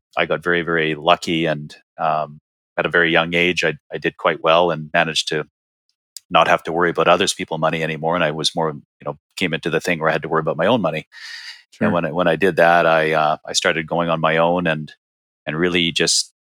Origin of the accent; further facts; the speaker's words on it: Canada; moved away as an adult; now in Arizona, United States; I was born and raised in Canada